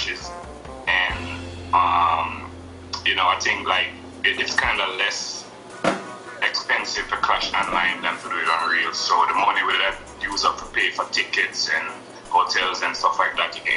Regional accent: Kingston, Jamaica; I'm from Kingston, Jamaica, Barnard

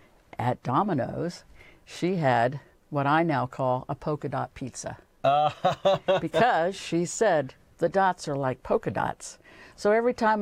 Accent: New Jersey, United States; I'm from New Jersey, and every spring we would go down to Georgia

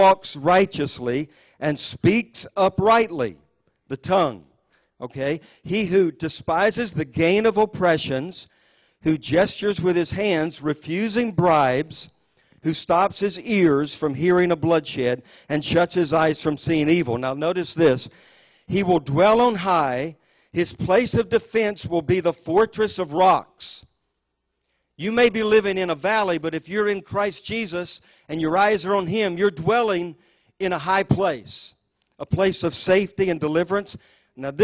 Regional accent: United States; I was born in the United States of America

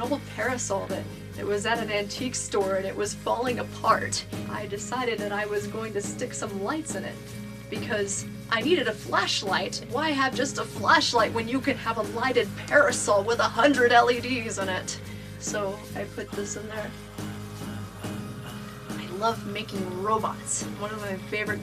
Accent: Ouray, Colorado, United States; also born or lived in California; I am from Ouray, Colorado

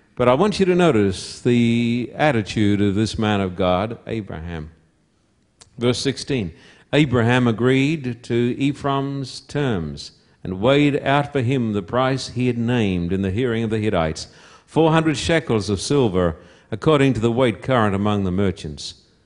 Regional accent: Somerset Dam, Queensland, Australia; moved away; also born or lived in Esk, Queensland; I was born in Esk, a little town that if you blink your eyes as you drive through, you'll miss it. Little town about 60, 70, 80 miles from Brisbane, which is the capital of Queensland. And I was brought up at Somerset Dam

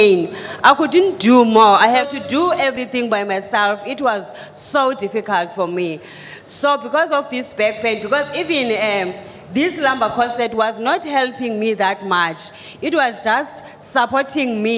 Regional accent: South Africa; I'm coming from South Africa

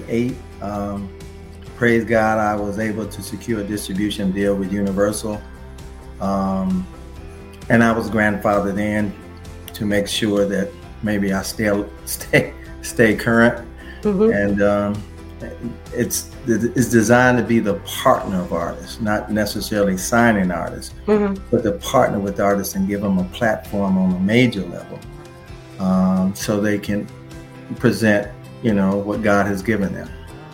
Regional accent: Detroit, Michigan, United States; I came from Detroit and used to attend conventions and represent artists' products for international licensing.

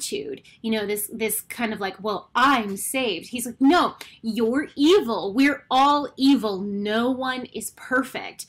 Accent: Canada; I am Canadian

